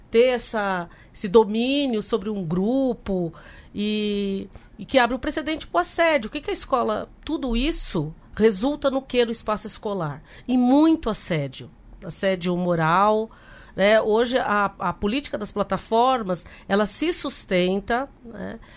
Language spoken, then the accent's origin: Portuguese; Guarulhos, São Paulo, Brazil; Então, eu sou lá de Guarulhos, tem a Unifesp, né, há 10 anos na, na, região